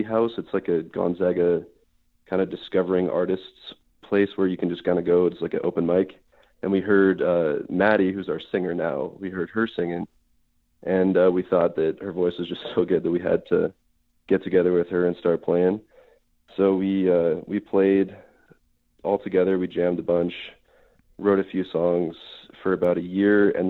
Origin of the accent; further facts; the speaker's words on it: Spokane, Washington, United States; moved away; I'm from Spokane, Washington, originally. I grew up playing guitar